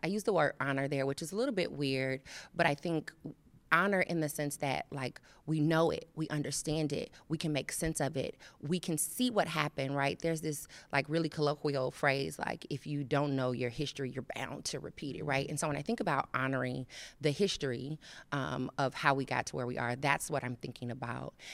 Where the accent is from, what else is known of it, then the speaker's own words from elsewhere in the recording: Chicago, Illinois, United States; also born or lived in Phoenix area, Arizona; now in Cincinnati, United States; I'm originally from Chicago